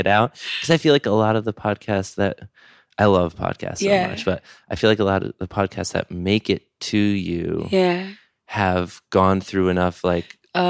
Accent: just south of Albany, New York, United States; I grew up just south of Albany.

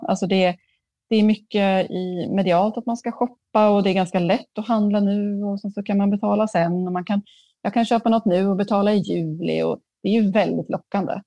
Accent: Sweden; jag är ändå från Sverige

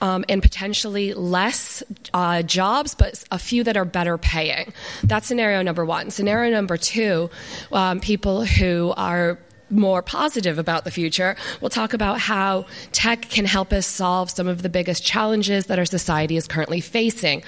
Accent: Pennsylvania, United States; accent: American; moved away; I'm clearly an American, as you can probably tell from my accent. I originally come from Pennsylvania

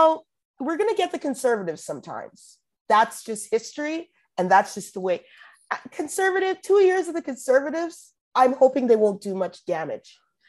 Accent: Alberta, Canada; I'm from Alberta.

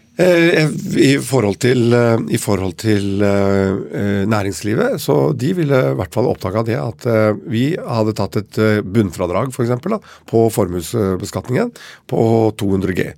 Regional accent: Oslo, Norway; Vi vokste opp her i Oslo til jeg var åtte år

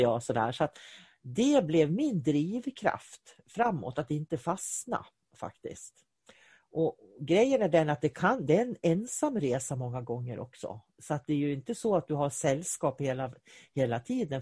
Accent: Sweden; jag är svensk. Jag är svensk. Var jag än åker i världen så springer jag med min svenska flagga i handen, för jag är svensk.

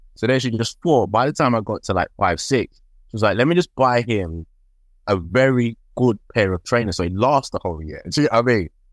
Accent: London, United Kingdom; I grew up in Tottenham

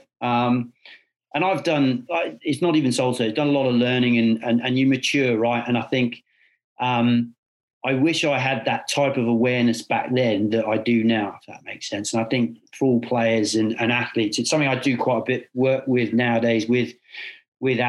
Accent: England, United Kingdom; as an Englishman

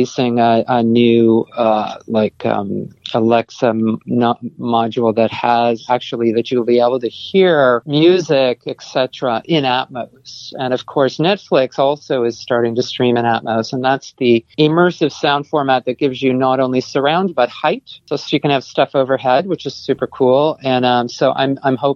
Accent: Canada; moved away; also born or lived in Nova Scotia / Toronto; I'm Canadian

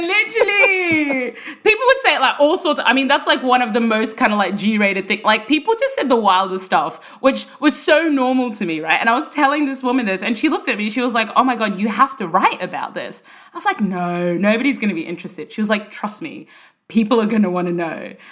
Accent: Brisbane, Queensland, Australia; moved away as an adult; also born or lived in Sudan; now in London, United Kingdom; I grew up in Brisbane in the 90s

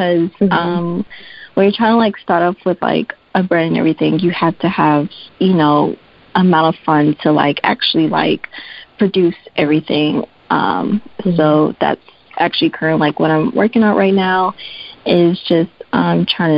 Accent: Dallas, Texas, United States; moved away; I'm actually originally from Dallas, Texas

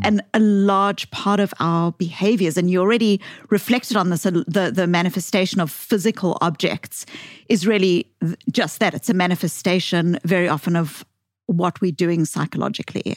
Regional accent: South Africa; accent: Bostonian; moved away; I grew up in South Africa

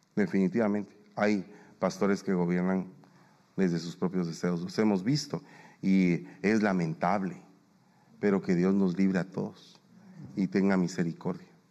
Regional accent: Guatemala; now in United States; yo soy guatemalteco

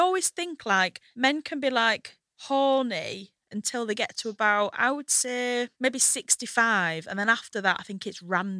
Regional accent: Hull, Yorkshire and the Humber, United Kingdom; born or raised there; now in London, United Kingdom

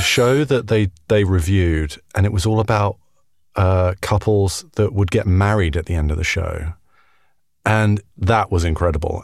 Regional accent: United Kingdom; I'm a British guy

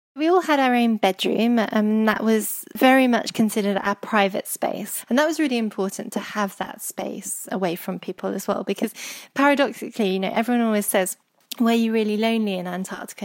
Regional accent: Herefordshire, West Midlands, United Kingdom; Growing up in Herefordshire

